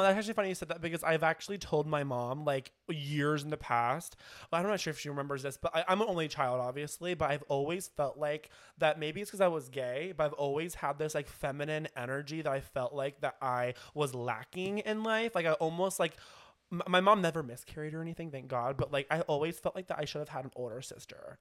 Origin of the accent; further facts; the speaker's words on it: Kansas City, United States; moved away; I'm from Kansas City